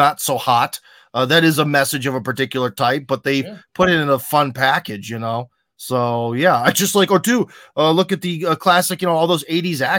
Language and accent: English; Ohio, United States; moved away; that is my home state. I'm from Ohio.